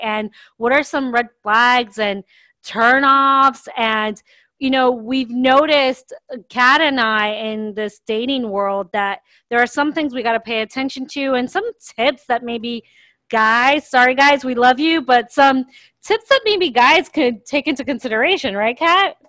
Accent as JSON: {"language": "English", "town": "Miami", "region": "Florida", "country": "United States", "tie": "born or raised there", "also_born_or_lived": "Sao Paulo, Brazil / London, United Kingdom / Grand Cayman, Cayman Islands", "moved": "as an adult", "lives_now": "Atlanta, United States", "said": "I grew up mostly in Miami, Florida. I did live in London and Grand Cayman as a child, but mostly it was in Miami."}